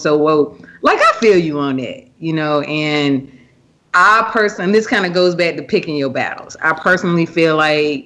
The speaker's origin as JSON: {"language": "English", "region": "the South", "country": "United States", "tie": "born or raised there", "said": "I grew up, you know, I'm from the South"}